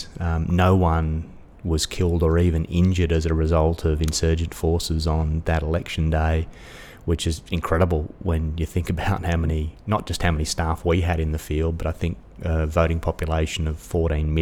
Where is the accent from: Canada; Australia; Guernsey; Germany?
Australia; also born or lived in Dubai; As an Australian